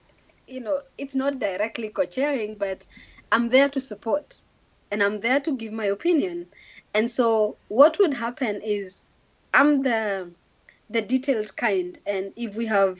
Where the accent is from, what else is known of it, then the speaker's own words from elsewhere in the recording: Kenya; moved away; I come from Kenya.